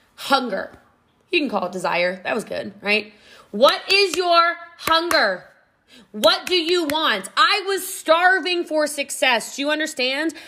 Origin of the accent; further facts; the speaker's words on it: Middletown, Maryland, United States; moved away; also born or lived in Frederick County, Maryland / Gaithersburg, Maryland; I did grow up in Middletown, Maryland